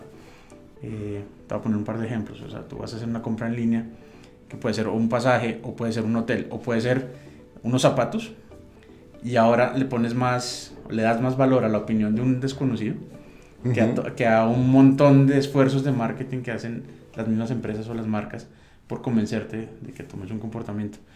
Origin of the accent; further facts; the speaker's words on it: Colombia; now in Mexico; yo soy colombiano eh, y mexicano, como Chabela, por decisión. Muy bien. llevo 10 años en, México y hace 4 me nacionalicé.